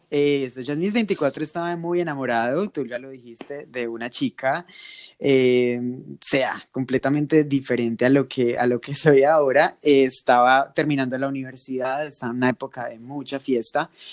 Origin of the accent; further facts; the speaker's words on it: Manizales, Caldas, Colombia; Ana y yo somos de Manizales, la ciudad más divina de Colombia, la ciudad más llena de montañas de Colombia y crecimos eh, y, estudiamos juntos